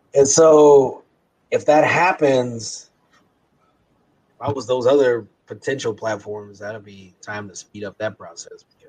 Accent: Kansas City, Missouri, United States; we're both from Kansas City.

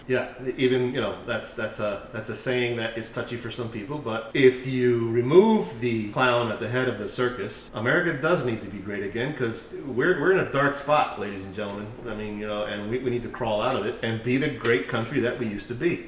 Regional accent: United States; We're American

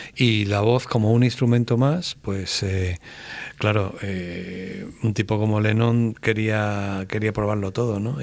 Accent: Málaga, Andalusia, Spain; soy de Málaga

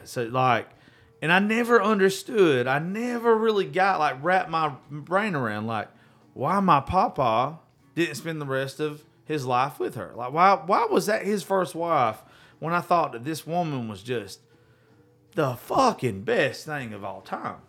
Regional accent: the South, United States; we're all from the South

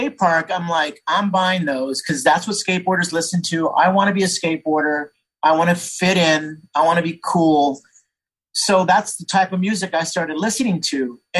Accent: San Jose, California, United States; so I grew up in Northern California. I grew up in San Jose. I lived on the east south side of San Jose

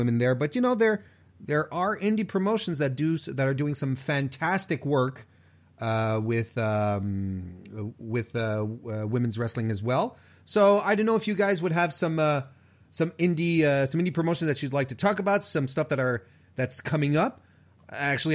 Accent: Quebec, Canada; I'm Canadian

